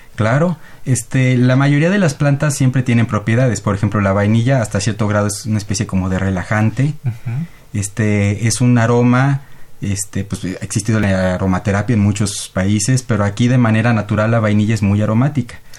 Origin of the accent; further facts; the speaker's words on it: Mexico; como mexicanos